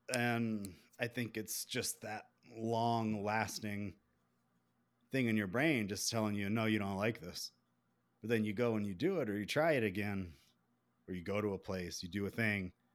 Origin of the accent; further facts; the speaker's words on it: South Carolina, United States; accent: southern; also born or lived in Columbia, South Carolina; I'm from South Carolina